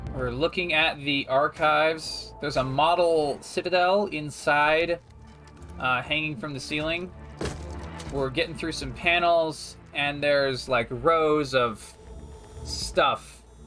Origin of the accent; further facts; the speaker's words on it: United States; I'm an American